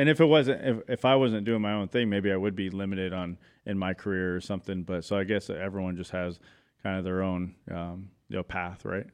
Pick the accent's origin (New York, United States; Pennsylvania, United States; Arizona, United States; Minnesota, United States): Arizona, United States; Chandler; I was born and raised in Arizona, Chandler, East Valley boy